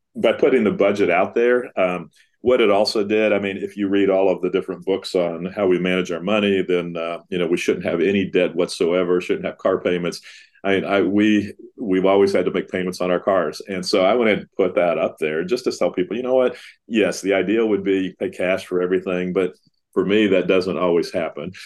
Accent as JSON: {"language": "English", "town": "Dallas", "region": "Texas", "country": "United States", "tie": "born or raised there", "said": "growing up around Dallas Seminary"}